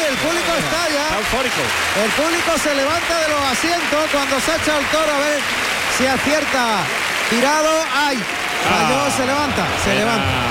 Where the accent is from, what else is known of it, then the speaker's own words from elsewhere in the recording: Ecuador; De Ecuador.